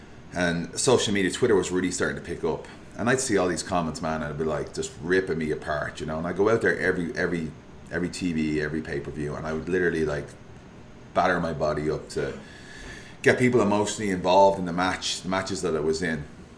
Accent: Liverpool, North West England, United Kingdom; Like, I'm from Liverpool, fellow Liverpool fans.

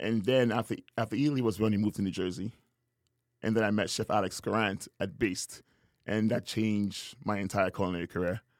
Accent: Tobago, Trinidad & Tobago; also born or lived in Trinidad; now in San Antonio, United States; I was born in Trinidad, grew up in Tobago

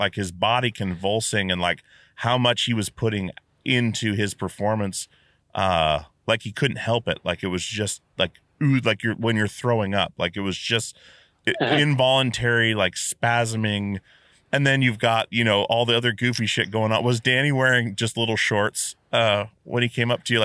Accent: Alaska, United States; growing up in Alaska

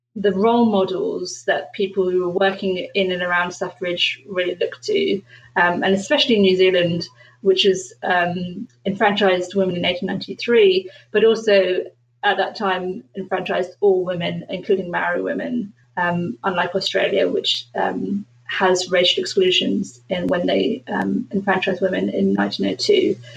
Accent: London, United Kingdom; I was born in London.

